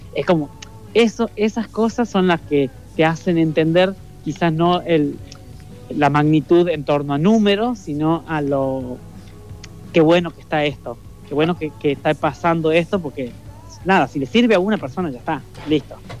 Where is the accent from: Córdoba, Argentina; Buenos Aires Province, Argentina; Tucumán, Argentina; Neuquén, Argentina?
Tucumán, Argentina; Leales; moved away as an adult; now in Buenos Aires, Argentina; en el pueblito, en Leales, donde yo nací